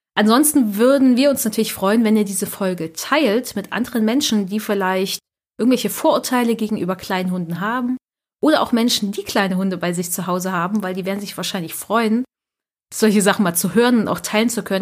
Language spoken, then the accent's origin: German; Germany; bei uns in Deutschland